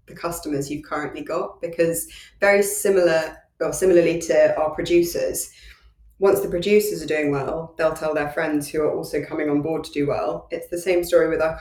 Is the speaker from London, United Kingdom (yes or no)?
yes; London, United Kingdom